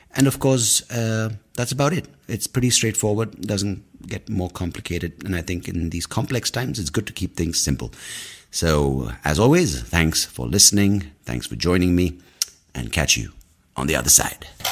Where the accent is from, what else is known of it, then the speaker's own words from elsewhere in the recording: India; we're predominantly Indian brown people